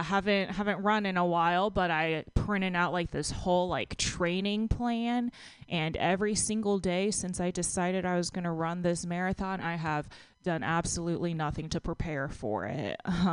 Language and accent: English; Texas, United States; now in San Francisco, United States; When I moved to San Francisco from Texas, I actually lost like 15 pounds. And the first time I went back home, I saw one of my friends from high school